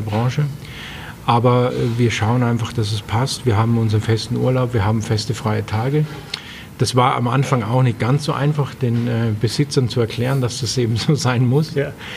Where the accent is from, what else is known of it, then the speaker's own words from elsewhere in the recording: Austria; also born or lived in Bregenz / Rust; now in Germany; bei uns in Österreich